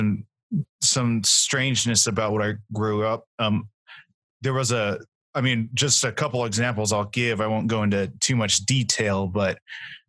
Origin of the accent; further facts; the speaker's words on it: Nevada, United States; moved away as an adult; now in Boise, United States; I grew up in Nevada